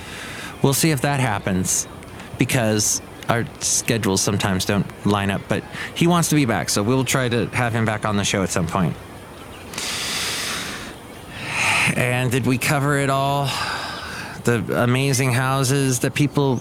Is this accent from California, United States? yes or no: yes; Southern California, United States; moved away; I was growing up in Southern California